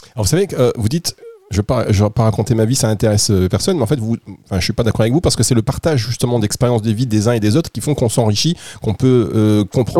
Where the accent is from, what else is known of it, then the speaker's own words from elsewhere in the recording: Dunkirk, Hauts-de-France, France; je viens du nord. Je suis né à Dunkerque